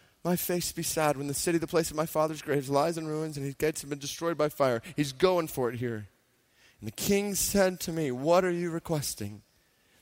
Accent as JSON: {"language": "English", "town": "Stone Mountain", "region": "Georgia", "country": "United States", "tie": "born or raised there", "said": "I grew up in Stone Mountain, Georgia"}